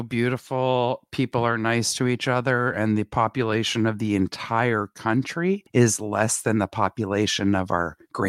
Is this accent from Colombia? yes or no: no; Montreal, Quebec, Canada; now in United States; I'm from Montreal, Quebec